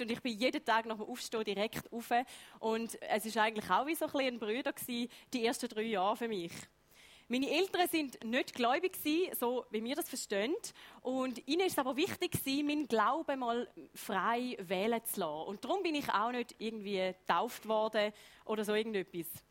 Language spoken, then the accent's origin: German; Heiden, Appenzell Ausserrhoden, Switzerland; Ich bin in Heide geboren, Appenzell Ausserrödlerin, Vollblut